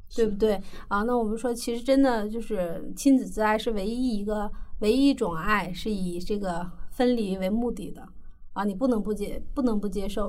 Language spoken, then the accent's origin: Chinese; China; 我们中国人